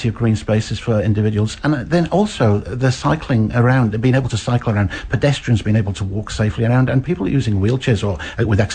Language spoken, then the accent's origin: English; Wales, United Kingdom; moved away as an adult; also born or lived in Blaenau Ffestiniog, Wales / London, United Kingdom; now in Hamilton, New Zealand; I was born in North Wales in a small village called Blaenau Ffestiniog, and I grew up there, shifted to another Welsh, English-speaking town in Wales, and sort of spent most of my youth there